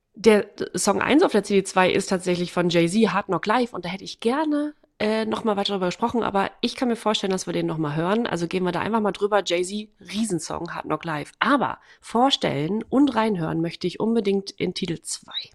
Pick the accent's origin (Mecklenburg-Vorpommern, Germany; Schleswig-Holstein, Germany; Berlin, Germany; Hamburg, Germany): Mecklenburg-Vorpommern, Germany; Waren; moved away; meiner Heimatstadt. Äh, und da war gleichzeitig, das ist Waren-Müritz